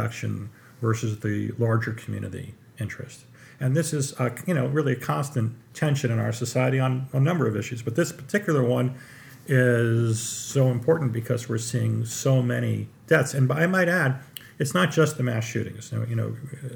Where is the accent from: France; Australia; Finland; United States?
United States; Trumbull, Connecticut; I grew up in Trumbull, Connecticut, which is not far, very close to Newtown